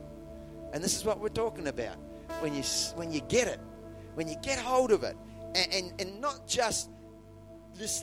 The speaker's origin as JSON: {"language": "English", "country": "New Zealand", "tie": "born or raised there", "said": "in the town where I was born in New Zealand"}